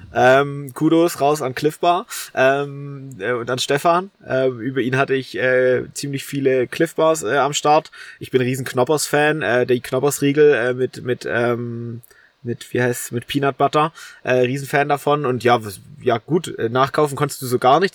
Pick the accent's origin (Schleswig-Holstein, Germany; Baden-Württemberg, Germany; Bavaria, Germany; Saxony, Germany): Saxony, Germany; Holzau; accent: Ossi; now in Dresden, Germany; ich bin zu meiner Oma gelaufen, also in meinen in mein Heimatort